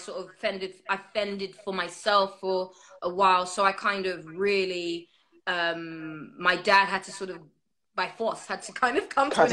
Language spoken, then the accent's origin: English; United Kingdom; When you're here as a young person growing up, you're desperately wanting to be British